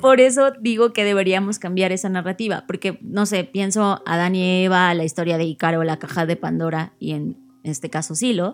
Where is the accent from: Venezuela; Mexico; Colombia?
Mexico; yo como mexicana